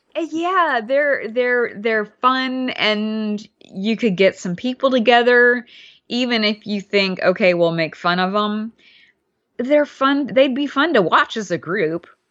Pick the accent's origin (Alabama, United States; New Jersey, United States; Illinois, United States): Alabama, United States; also born or lived in Louisiana; I grew up in Alabama, but I spent a lot of time in Louisiana, too.